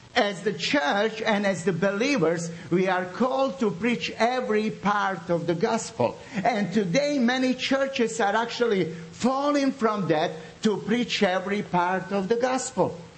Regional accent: Srebrenica, Republika Srpska, Bosnia & Herzegovina; English is a second language; now in Zagreb, Croatia; I come from Bosnia, from the city of Srebrenica.

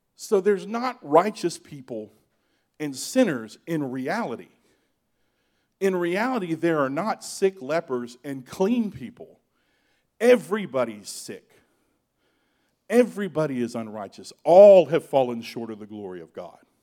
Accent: Georgia, United States; I grew up in Georgia.

